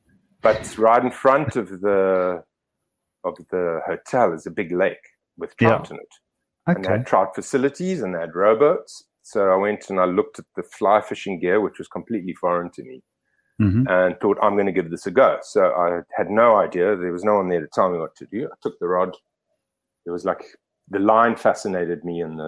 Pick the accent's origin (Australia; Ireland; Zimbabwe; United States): Zimbabwe; Gweru, Midlands; now in Paarl, South Africa; I grew up in Zimbabwe, so, and, you know, in the sort of low veld and, well, we not highlands, but the middle veld